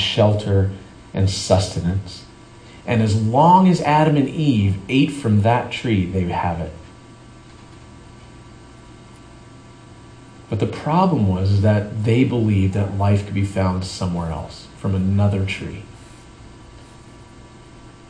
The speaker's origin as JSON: {"language": "English", "country": "Canada", "tie": "born or raised there", "moved": "yes", "lives_now": "San Diego, United States", "said": "I grew up in Canada"}